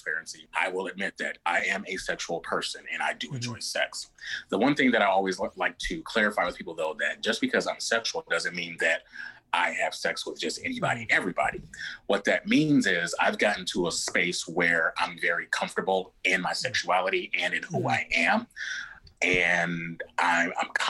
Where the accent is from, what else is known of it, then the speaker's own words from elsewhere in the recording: Midwest, United States; I'm a guy from the Midwest